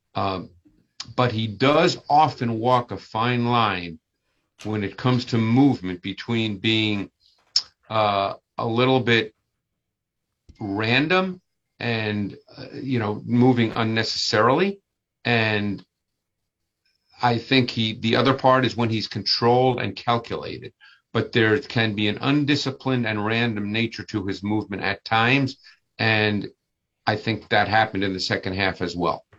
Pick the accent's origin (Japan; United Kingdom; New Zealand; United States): United States; Northeast; I grew up in the Northeast